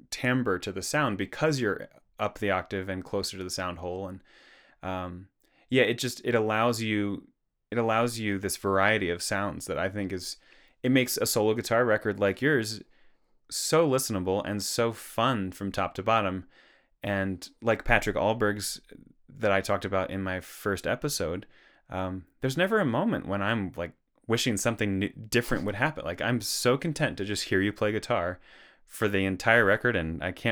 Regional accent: Perth, Western Australia, Australia; I grew up in Perth, Western Australia.

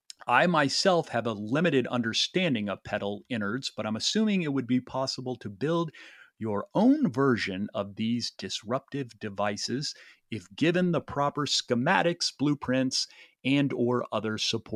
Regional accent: Peoria, Illinois, United States; I think my hometown of Peoria, Illinois.

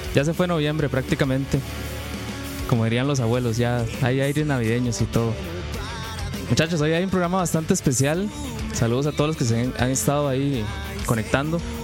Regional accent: Turrialba, Cartago, Costa Rica

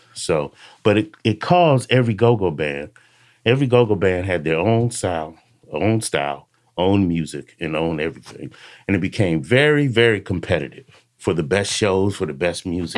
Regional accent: Alexandria, Virginia, United States; grew up in Alexandria, uh, Virginia, a suburb of D C

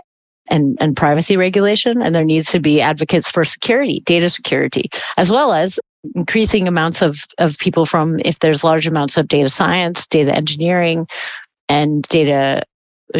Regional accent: United States; now in Germany; As an American

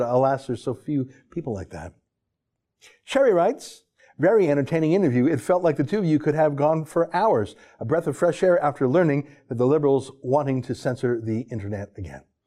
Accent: Calgary, Alberta, Canada; I grew up in Calgary

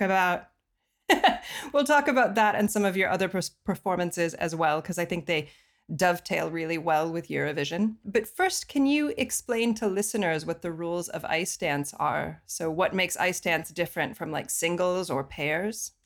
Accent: Colorado Springs, Colorado, United States; I'm from Colorado Springs, and that's uh, where the Olympic Training Center is

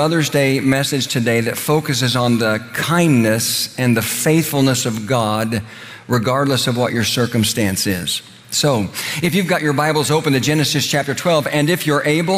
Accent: Oklahoma, United States; moved away; also born or lived in Indiana; The little church I grew up in Oklahoma

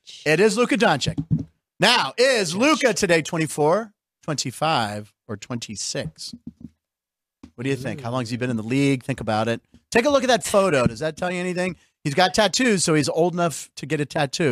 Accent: Pittsburgh, Pennsylvania, United States; my hometown of Pittsburgh

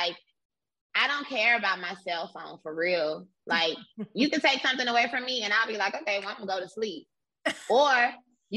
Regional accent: Miami, Florida, United States; So I'm from Miami, Florida. I'm from Liberty City, which is the hood. And at my elementary school

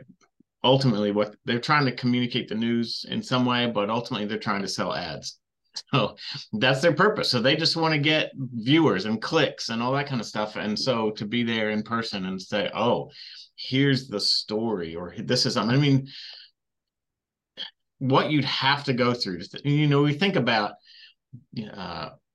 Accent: Southern California, United States; I grew up in Southern California

